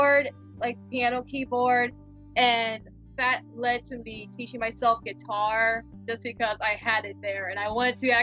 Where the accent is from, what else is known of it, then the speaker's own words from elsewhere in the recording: Houston, Texas, United States; moved away; I come from Houston, Texas.